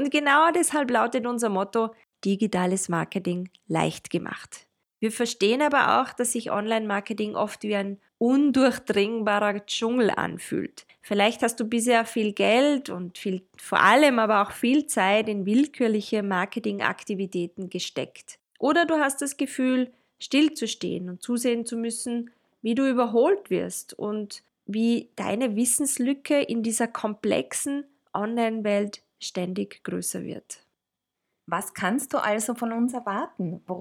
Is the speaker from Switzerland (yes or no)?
no; Tyrol, Austria; accent: Tyrolean; now in Vienna, Austria; meistens werde ich an meinem rollenden R gleich als Tirolerin identifiziert. ich lebe in Wien